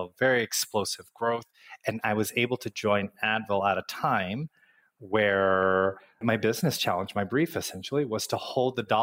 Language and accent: English; Midwest, United States; moved away; growing up in the Midwest, our winters are very cold.